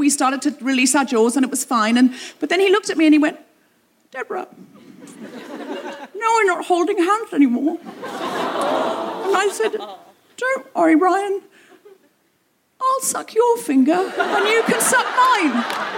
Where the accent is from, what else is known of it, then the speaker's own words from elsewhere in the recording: London, United Kingdom; "Where are you from?" "London." "London, Ontario?" "No, London, England."